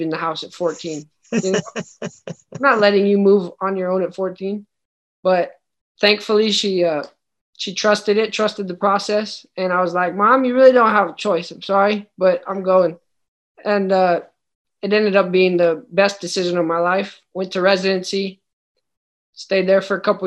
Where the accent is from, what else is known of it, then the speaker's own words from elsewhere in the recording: El Paso, Texas, United States; now in Miami, United States; I grew up in El Paso, very different kind of city